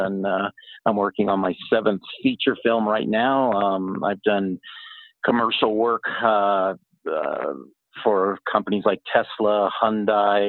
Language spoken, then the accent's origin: English; Los Angeles, California, United States; also born or lived in San Francisco; I was raised in the Los Angeles, Orange County area, and then in San Francisco for a while